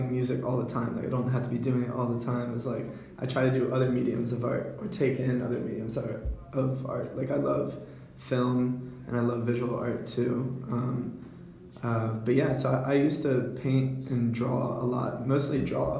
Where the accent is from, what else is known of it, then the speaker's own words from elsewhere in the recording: Hanover County, Virginia, United States; I'm from Hanover County